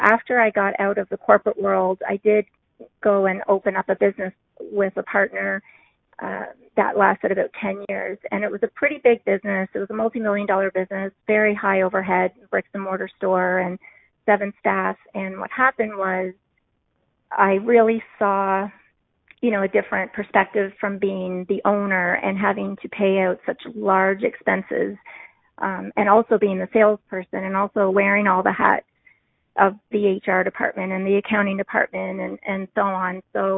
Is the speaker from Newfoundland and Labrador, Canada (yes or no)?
yes; Newfoundland and Labrador, Canada; accent: Newfoundland; I am told a lot of the time that I don't have one, a Newfoundland accent, but I always like to say if I have a couple glasses of wine, then the accent becomes a little bit more prevalent.